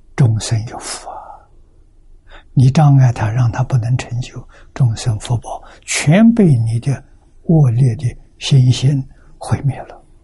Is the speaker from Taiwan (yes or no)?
no; China; 我们中国人